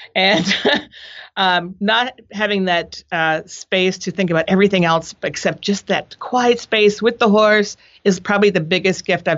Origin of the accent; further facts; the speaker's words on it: Boston, Massachusetts, United States; also born or lived in Providence; now in San Francisco, United States; I grew up in Boston and Providence, which I know you love. I went to college in Minnesota